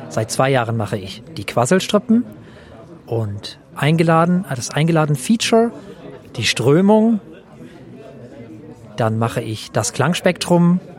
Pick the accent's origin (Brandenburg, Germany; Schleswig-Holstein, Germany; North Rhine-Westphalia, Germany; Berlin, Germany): Schleswig-Holstein, Germany; Flensburg; Ich komme aus Deutschland, allerdings aus Flensburg, was bedeutet, dass ich deutscher Staatsbürger dänischer Nationalität bin.